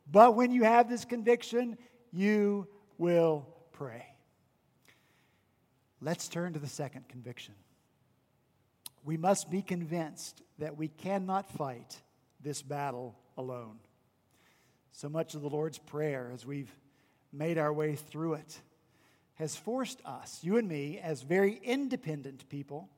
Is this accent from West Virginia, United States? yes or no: yes; West Virginia, United States; now in Charleston, United States; my hometown was Confederate, even though I'm from West Virginia.